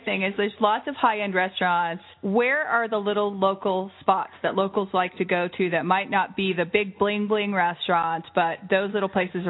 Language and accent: English; New York, United States; I'm from New York